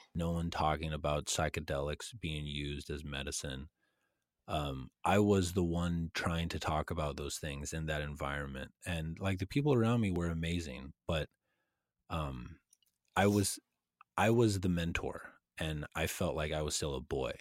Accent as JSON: {"language": "English", "region": "a town in Texas north of Austin", "country": "United States", "moved": "as an adult", "said": "I was living in a town in Texas that was about an hour and 15 minutes north of Austin"}